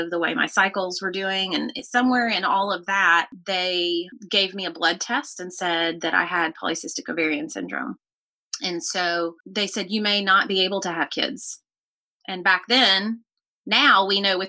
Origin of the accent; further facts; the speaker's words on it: Nashville, Tennessee, United States; accent: Southern; moved away as an adult; now in Pensacola, United States; I grew up in Nashville, lived in the same house for the first 16 years of my life.